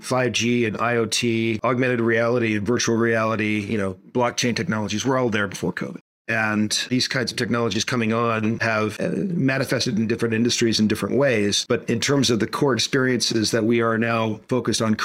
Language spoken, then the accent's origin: English; Hong Kong; also born or lived in Boston; now in Cincinnati, United States; I was born and raised in Asia. My hometown is Hong Kong.